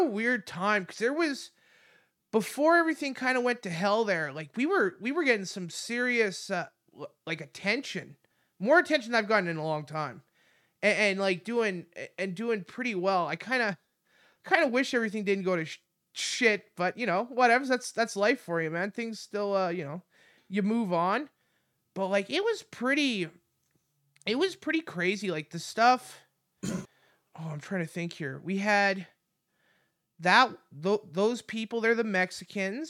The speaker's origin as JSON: {"language": "English", "country": "Canada", "said": "I'm Canadian"}